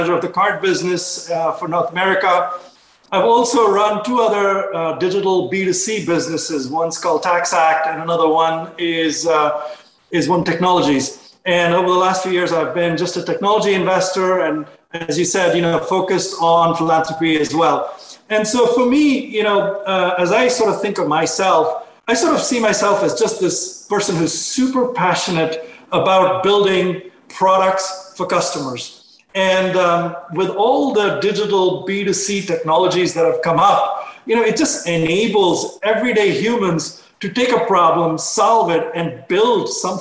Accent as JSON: {"language": "English", "country": "India", "tie": "born or raised there", "said": "I was growing up in India"}